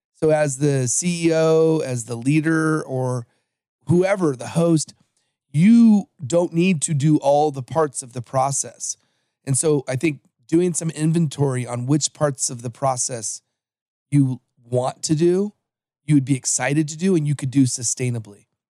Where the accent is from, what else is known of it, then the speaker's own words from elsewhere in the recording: Los Angeles, California, United States; also born or lived in American Samoa; I am from Los Angeles, but I was born in the island of American Samoa